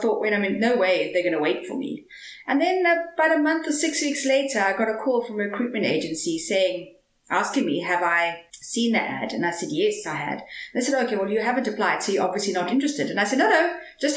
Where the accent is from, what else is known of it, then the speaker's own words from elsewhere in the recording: Cape Town, Western Cape, South Africa; also born or lived in Stellenbosch; I grew up in Cape Town. And moved to Stellenbosch to study